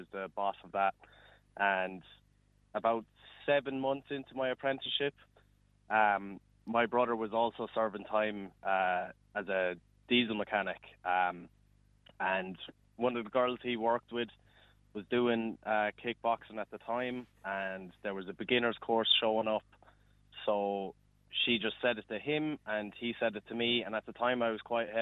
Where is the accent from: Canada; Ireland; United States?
Ireland; Borrisoleigh, Munster; I grew up in Borrisoleigh there, so just outside Thurles there in Tipperary